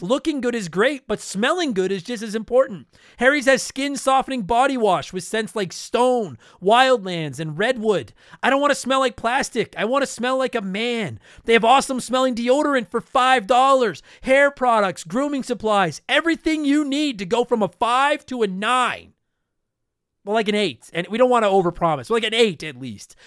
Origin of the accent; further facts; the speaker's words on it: Canada; I'm from Canada.